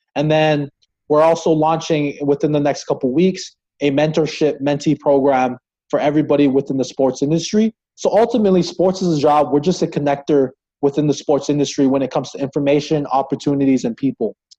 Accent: Hawaii, United States; moved away as an adult; now in Crookston, United States; I'm originally from Hawaii

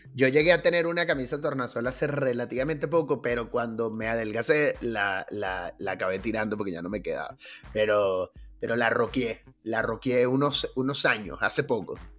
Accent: Caracas, Capital District, Venezuela; moved away; nosotros que crecimos en Caracas

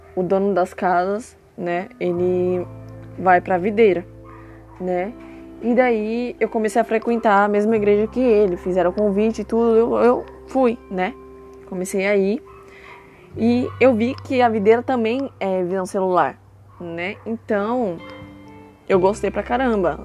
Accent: Franco da Rocha, São Paulo, Brazil; eu nasci em Franco da Rocha, lá também, eu sempre fui pra igreja

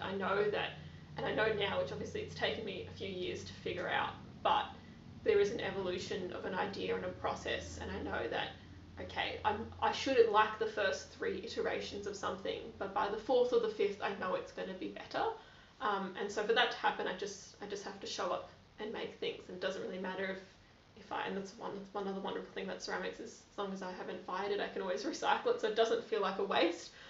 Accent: Gold Coast, Queensland, Australia; also born or lived in Brisbane; growing up on the Gold Coast

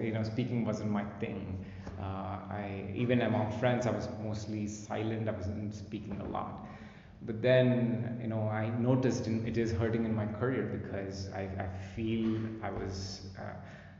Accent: Visakhapatnam, Andhra Pradesh, India; moved away as an adult; also born or lived in United States; when I was growing up in my hometown of Visakhapatnam, Andhra Pradesh

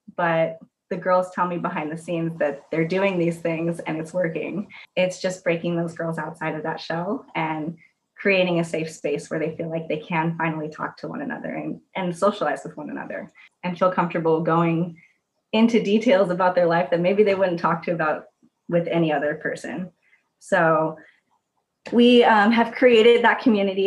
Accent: Arizona, United States; now in Portland, United States; I grew up in Arizona where nothing grows

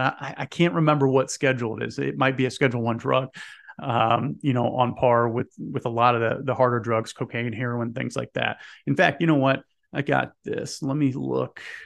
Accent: Indianapolis, Indiana, United States; I'm here in Indiana. I'm originally from Indianapolis.

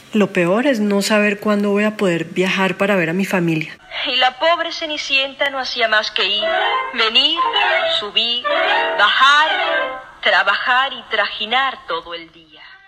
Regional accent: Colombia; moved away as an adult; now in Guatemala; soy colombiana y llevo más de 13 años viviendo en Guatemala

